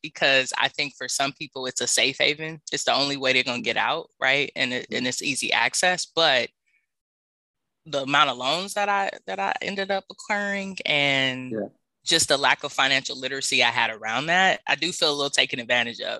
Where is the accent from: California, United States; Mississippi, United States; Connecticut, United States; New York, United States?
California, United States; Los Angeles; moved away as an adult; also born or lived in New Orleans, Louisiana; I grew up in South Central